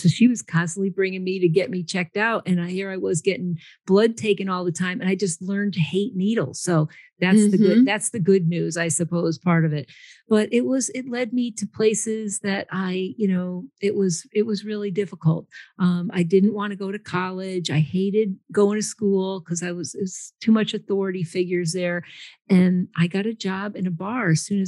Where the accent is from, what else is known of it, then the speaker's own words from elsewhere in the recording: Connecticut, United States; also born or lived in San Antonio, Texas / Austin, Texas; I am in Connecticut. I grew up in Connecticut, but I actually took a geographical cure to Texas.